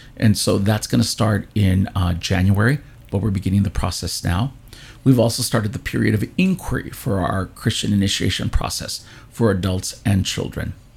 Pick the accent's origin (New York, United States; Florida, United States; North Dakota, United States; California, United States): California, United States; I'm one of the few actually native Californians. Uh, I was born here in California